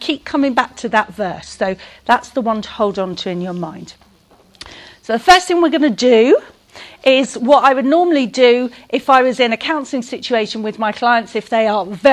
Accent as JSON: {"language": "English", "town": "St Albans", "region": "East of England", "country": "United Kingdom", "said": "I'm from St Albans in Hertfordshire"}